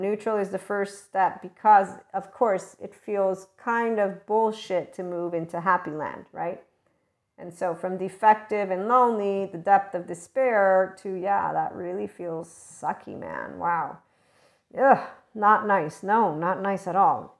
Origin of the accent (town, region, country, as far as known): United States